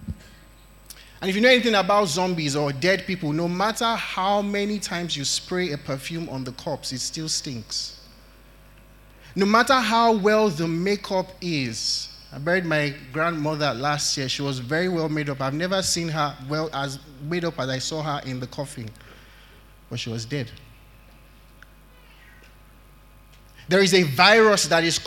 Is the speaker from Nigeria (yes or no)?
yes; Nigeria; as Nigerian parents